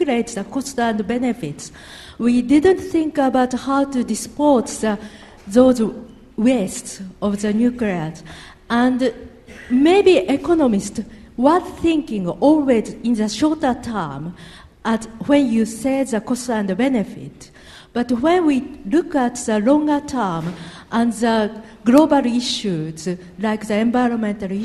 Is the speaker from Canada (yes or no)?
no; Japan; moved away; I'm from Japan